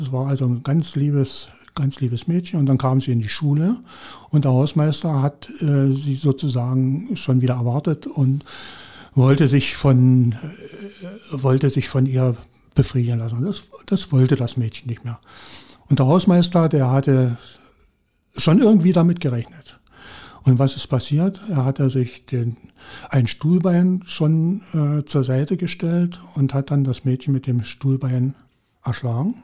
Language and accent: German; Saxony, Germany; moved away; also born or lived in Brandenburg / Hoyerswerda; Ich bin gebürtiger jetzt Sachse